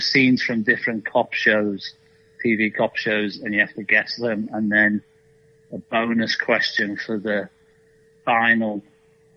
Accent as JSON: {"language": "English", "town": "Liverpool", "region": "North West England", "country": "United Kingdom", "tie": "born or raised there", "also_born_or_lived": "Malaysia / Hong Kong / China / Germany", "moved": "as an adult", "lives_now": "Nashville, United States", "said": "in my time at Liverpool, which I enjoyed immensely, and it's my hometown team"}